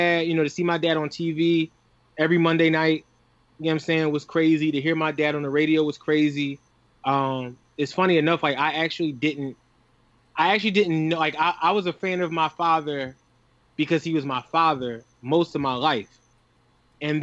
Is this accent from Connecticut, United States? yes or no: no; Philadelphia, Pennsylvania, United States; now in Brooklyn, United States; I come from Southwest Philly